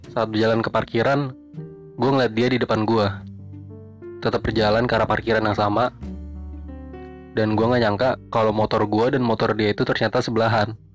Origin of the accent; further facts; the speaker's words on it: Jakarta, Indonesia; Gua orang Jakarta